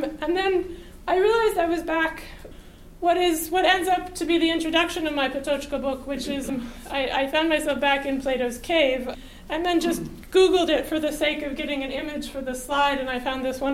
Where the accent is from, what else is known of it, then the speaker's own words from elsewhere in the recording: United States; an American